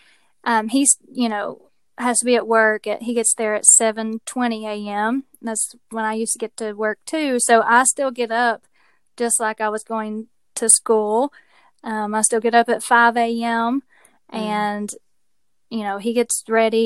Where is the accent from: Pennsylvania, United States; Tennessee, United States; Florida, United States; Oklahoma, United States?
Tennessee, United States; you might be able to tell from my accent that I live in Tennessee. I was born and raised here